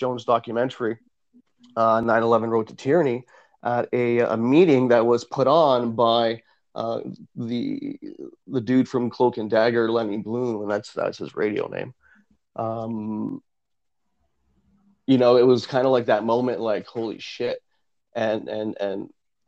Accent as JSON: {"language": "English", "town": "Vaughan", "region": "Ontario", "country": "Canada", "tie": "born or raised there", "said": "I grew up in Woodbridge and Maple and Vaughan"}